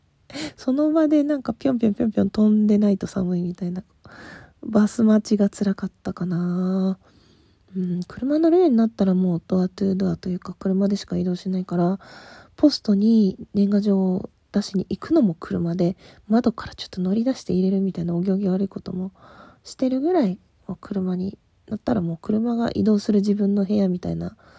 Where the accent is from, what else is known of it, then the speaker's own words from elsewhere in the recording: Asahikawa, Hokkaido, Japan; moved away; also born or lived in Tokyo; 学校帰りその旭川のバス